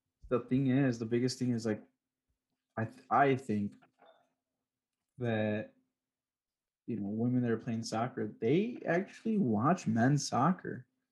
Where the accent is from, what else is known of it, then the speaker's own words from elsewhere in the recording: United States; And it sucks as an American